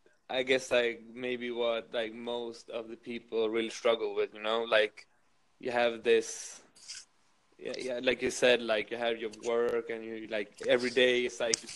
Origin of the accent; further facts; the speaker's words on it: Sweden; now in Berlin, Germany; My lifestyle. I live in Berlin.